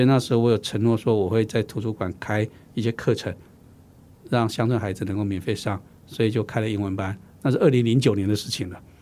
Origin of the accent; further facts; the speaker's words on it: Xinwu, Taoyuan, Taiwan; 我的家乡叫新屋，啊，这个客家乡镇。 那我们家乡从来没有书店，只有文具行， 文具店